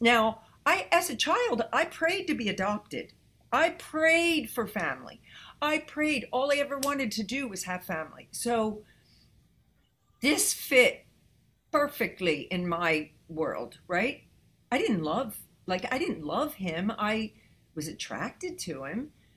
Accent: New Jersey, United States; moved away as an adult; also born or lived in Los Angeles; me growing up in Jersey

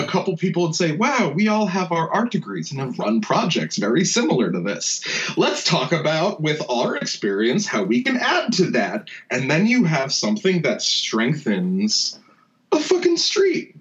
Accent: New Jersey, United States; moved away as an adult; also born or lived in Rhode Island; now in Philadelphia, United States; I was born in Philly and okay. then raised right over the bridge in, in New Jersey.

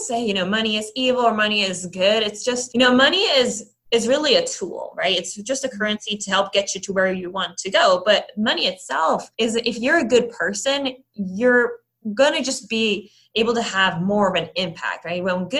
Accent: Netherlands; also born or lived in Ireland; now in United States; So my family actually grew up in Europe. And so really the first half of my life I spent in the Netherlands and in Ireland.

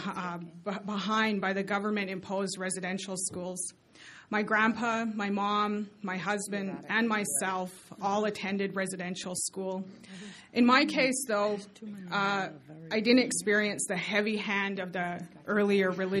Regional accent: Blood Reserve, Alberta, Canada; I was born and raised on Canada's largest First Nation reservation, which is the Blood Reserve.

